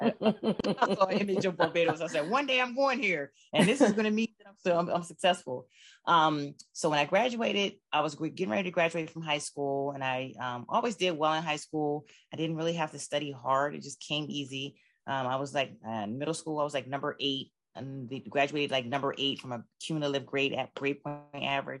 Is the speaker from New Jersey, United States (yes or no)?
yes; Camden, New Jersey, United States; born and raised in Camden, New Jersey